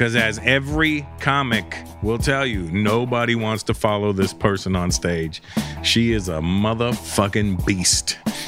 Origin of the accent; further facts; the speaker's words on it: India; I'm Indian. We're good at math.